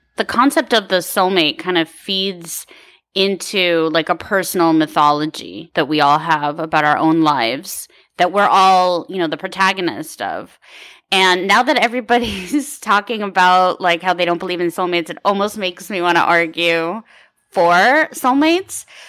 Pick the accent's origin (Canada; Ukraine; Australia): Ukraine; now in California, United States; I was born in the Ukraine